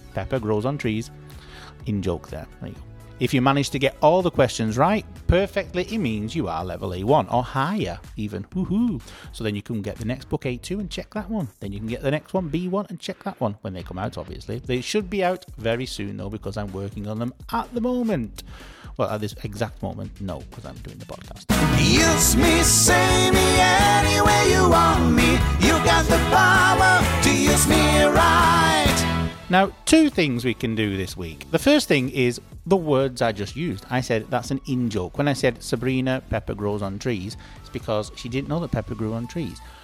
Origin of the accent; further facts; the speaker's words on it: United Kingdom; I'm British